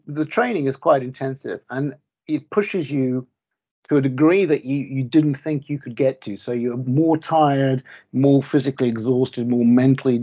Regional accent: Auckland, New Zealand; moved away as an adult; now in Bulgaria; did most of the sort of important growing up years, the sort of secondary school and university years in New Zealand, in sunny Auckland.

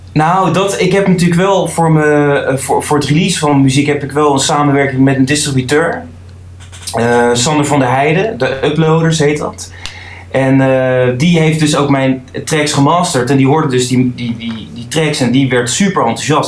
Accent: The Hague, South Holland, Netherlands; ik kom uit Den Haag

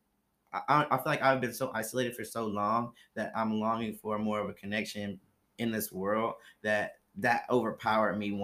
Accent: Columbus, Ohio, United States; I'm from Columbus, Ohio.

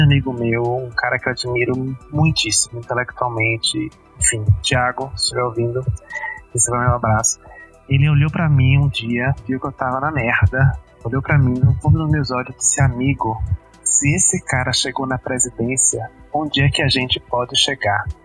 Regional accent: Alagoinhas, Bahia, Brazil; moved away as an adult; now in Belo Horizonte, Brazil; eu sou de Alagoinhas, a cidade onde nasceu Jean Willis

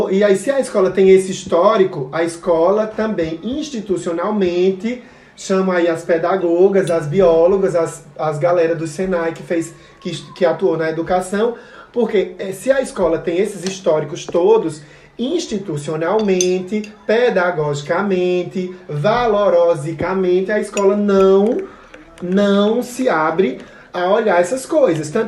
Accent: Brazil

